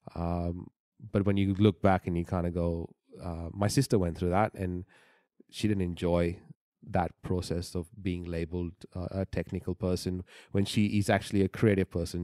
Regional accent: Bahrain; moved away; I was born in the Middle East

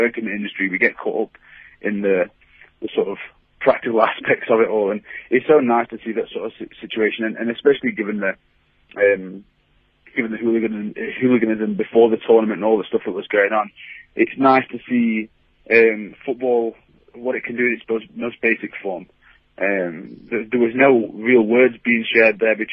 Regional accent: England, United Kingdom; English fans

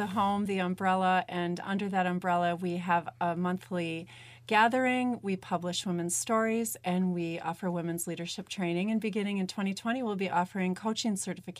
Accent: Big Bend, Wisconsin, United States; I grew up in Big Bend, Wisconsin. I graduated from Muguanago High School.

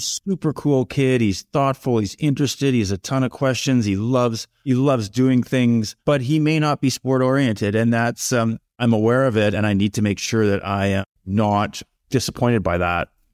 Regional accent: Medicine Hat, Alberta, Canada; growing up in Medicine Hat in the seventies

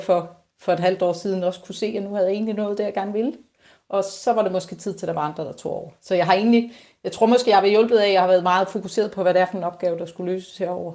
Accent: Bornholm, Capital Region of Denmark, Denmark; jeg er Bornholmer, elsker Bornholm, det er det fedeste sted at bo

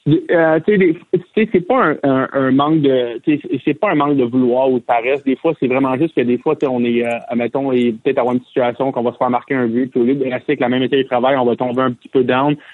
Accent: Quebec, Canada; moved away; nous, les Québécois

